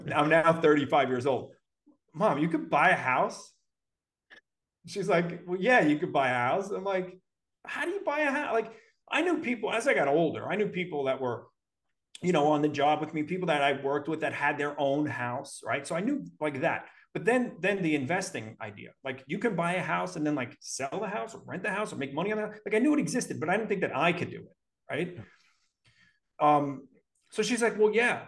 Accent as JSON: {"language": "English", "town": "New York City", "region": "New York", "country": "United States", "tie": "born or raised there", "moved": "yes", "said": "I grew up in Brooklyn"}